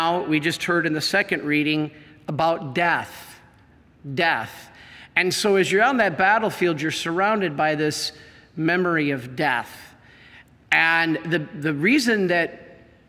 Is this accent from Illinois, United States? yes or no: no; Monroe, Michigan, United States; I'm from Monroe. I lived on South Custer Road. I went to, played baseball in the Custer Baseball League.